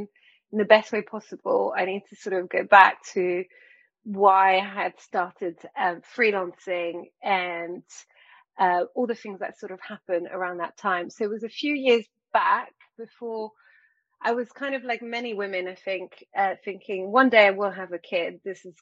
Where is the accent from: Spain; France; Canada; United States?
France; moved away; I grew up in France